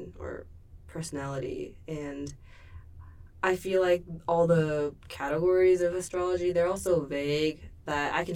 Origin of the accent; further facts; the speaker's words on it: Seoul, South Korea; I was born in Seoul, South Korea